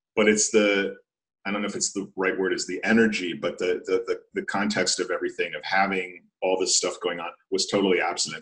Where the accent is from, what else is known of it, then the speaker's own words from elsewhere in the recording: outside of Philadelphia, Pennsylvania, United States; also born or lived in Vienna, Austria; now in Detroit, United States; I'm living in downtown Detroit. I grew up outside of Philadelphia.